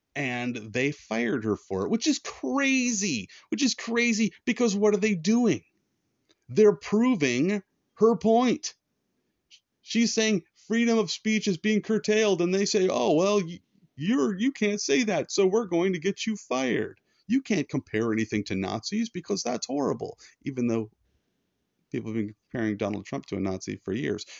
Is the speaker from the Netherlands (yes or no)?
no; United States; being an American